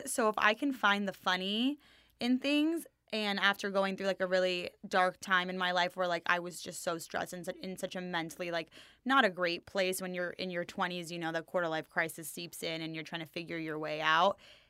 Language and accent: English; Los Angeles, California, United States; LA born and bred, baby.